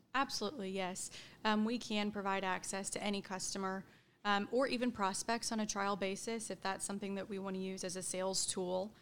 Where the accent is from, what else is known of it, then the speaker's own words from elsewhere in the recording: Edmond, Oklahoma, United States; also born or lived in Stillwater, Oklahoma; I grew up in Edmond, Oklahoma. Um, been there my whole life